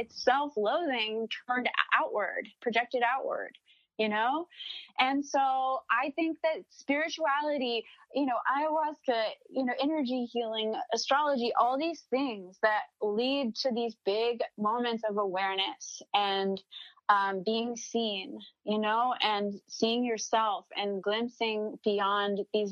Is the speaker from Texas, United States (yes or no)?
yes; Dallas, Texas, United States; we grew up in Dallas, Texas